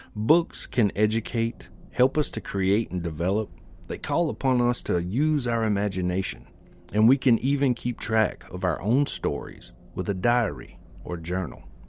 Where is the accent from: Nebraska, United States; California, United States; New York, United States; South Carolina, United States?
South Carolina, United States; Springfield; born or raised there